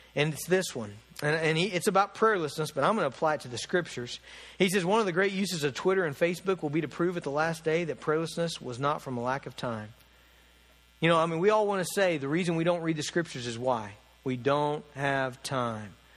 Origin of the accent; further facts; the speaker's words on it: United States; being an American Christian